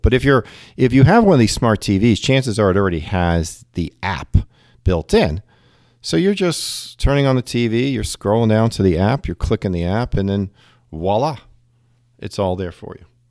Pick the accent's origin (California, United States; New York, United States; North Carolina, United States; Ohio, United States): New York, United States; now in Cincinnati area, United States; I'm a New Yorker at heart and 'cause I, you know, grew up in New York